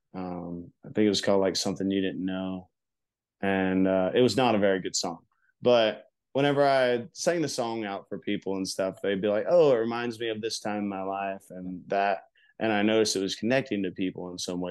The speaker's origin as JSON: {"language": "English", "town": "High Springs", "region": "Florida", "country": "United States", "said": "I'm from High Springs, Florida. It's a very small town, and my mom cut hair at Jerry's Barbershop right there on Main Street."}